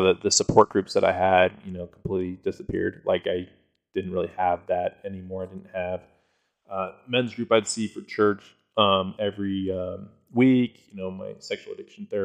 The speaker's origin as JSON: {"language": "English", "region": "Colorado", "country": "United States", "said": "I'm from Colorado"}